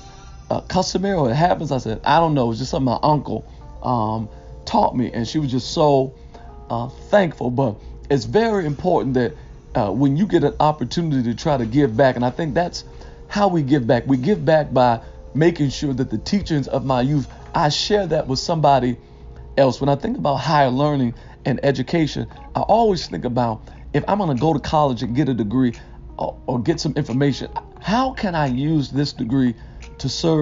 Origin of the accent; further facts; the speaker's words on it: Detroit, Michigan, United States; I was raised in Detroit, K through 12, in the heart of the city